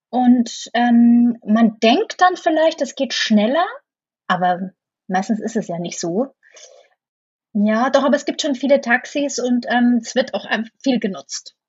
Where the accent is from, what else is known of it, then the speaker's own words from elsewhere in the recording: Bamberg, Bavaria, Germany; moved away as an adult; also born or lived in Munich, Germany; now in New York, United States; in Bamberg, wo ich aufgewachsen bin